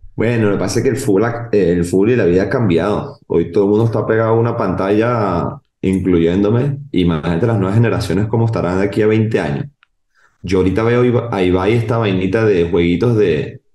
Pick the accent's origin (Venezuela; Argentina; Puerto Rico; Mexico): Venezuela; moved away as an adult; now in Barcelona, Spain; soy venezolano, amo mi país